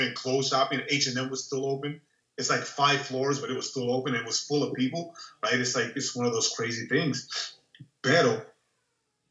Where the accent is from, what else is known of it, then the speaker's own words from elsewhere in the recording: New York, United States; now in Florida, United States; I'm from New York